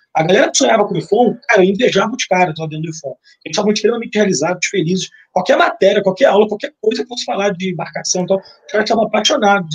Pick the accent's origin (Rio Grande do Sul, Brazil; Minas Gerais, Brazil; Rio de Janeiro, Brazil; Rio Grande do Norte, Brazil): Rio de Janeiro, Brazil; Nova Iguaçu; Eu sou oriundo de Nova Iguaçu